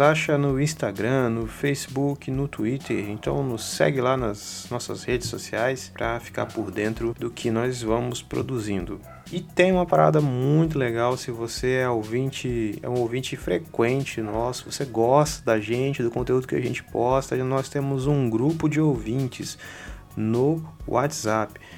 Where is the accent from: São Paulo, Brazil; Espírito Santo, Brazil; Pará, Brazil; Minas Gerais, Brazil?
Espírito Santo, Brazil; Capixaba; nós somos um podcast de Vitória, somos capixabas